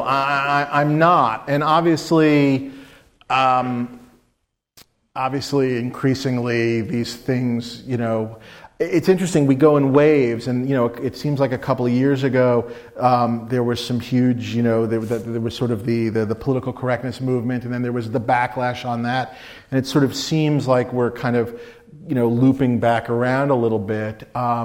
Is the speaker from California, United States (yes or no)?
no; New York, United States; I'm a Jew from New York. I'm a fat Jew from New York.